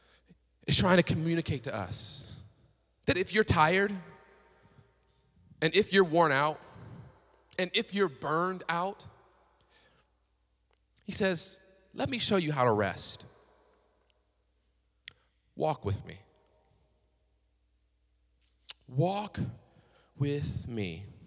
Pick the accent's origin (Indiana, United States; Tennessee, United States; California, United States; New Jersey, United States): Tennessee, United States; Chattanooga; I was coming from Tennessee, right? Chattanooga, slow southern city, right? Don't nobody drive fast out there.